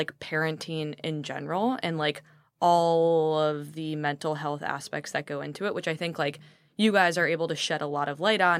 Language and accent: English; Chicago, Illinois, United States; I grew up in Chicago.